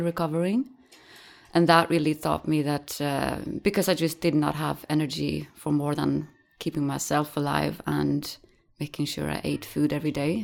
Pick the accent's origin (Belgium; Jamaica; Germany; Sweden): Sweden; now in Netherlands; I grew up in Sweden on the countryside.